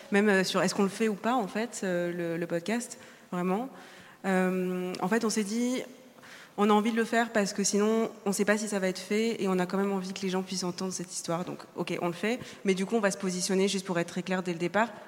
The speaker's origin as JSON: {"language": "French", "country": "France", "said": "On a une histoire en lien puisqu'on est française"}